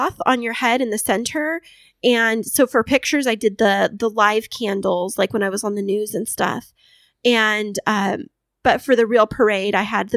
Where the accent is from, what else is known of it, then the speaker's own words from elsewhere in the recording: Kingsburg, United States; moved away; Kingsburg, my hometown